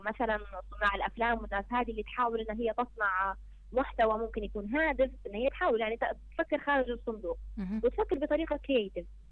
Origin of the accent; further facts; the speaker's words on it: Libya; عندنا في ليبيا